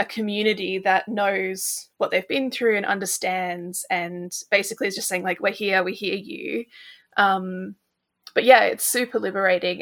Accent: Australia; now in United Kingdom; I live in the U K, but I'm originally from Australia

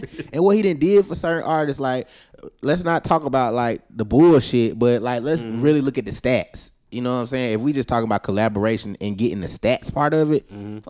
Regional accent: Alabama, United States; Like, I just knew I was from New York, bro. A little Alabama boy, but.

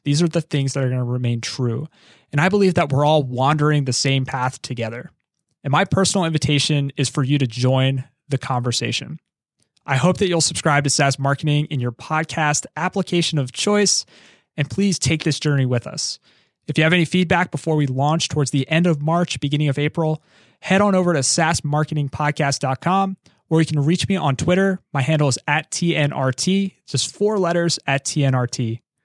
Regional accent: Philadelphia, Pennsylvania, United States; I'm from Philadelphia

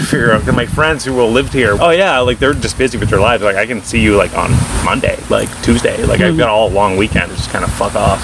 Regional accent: Portland, Maine, United States; I'm from Portland, Maine, which is only so hip

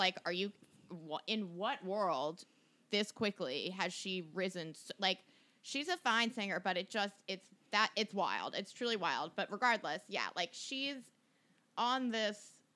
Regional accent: D.C., Virginia right outside Washington, United States; I grew up in Virginia right outside Washington, D.C.

